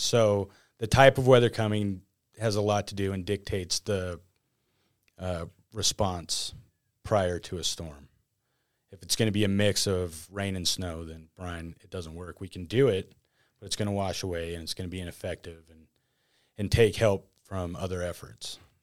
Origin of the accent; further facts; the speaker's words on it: northern Nevada, United States; Here, born and raised